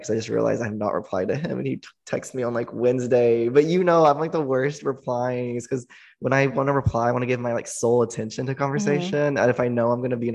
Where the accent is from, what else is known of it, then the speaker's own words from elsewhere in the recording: small town 3 hours from Austin, Texas, United States; moved away as an adult; now in Austin, United States; it's 3 hours away from my hometown. And, you know, my hometown's very, like, small country